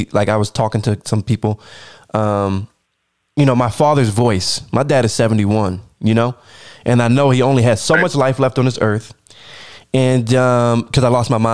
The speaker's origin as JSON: {"language": "English", "country": "United States", "said": "me personally, as an American"}